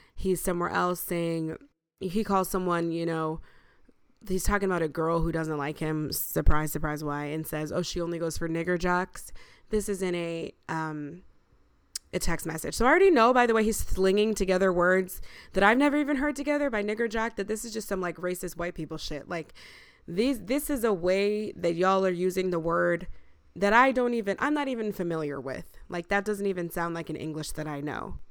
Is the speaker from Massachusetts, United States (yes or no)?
no; Buffalo, New York, United States; now in New York City, United States; growing up in Buffalo